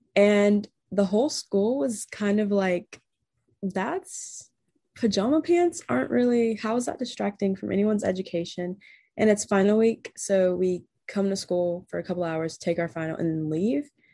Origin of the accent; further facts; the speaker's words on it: North Carolina, United States; I'm from North Carolina.